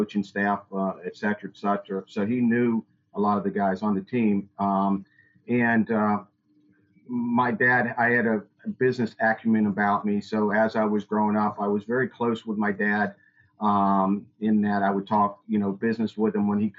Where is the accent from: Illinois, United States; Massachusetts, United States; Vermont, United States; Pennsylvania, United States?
Pennsylvania, United States; Pittsburgh; now in Charlotte, United States; growing up in Pittsburgh, I'm one of six or eight children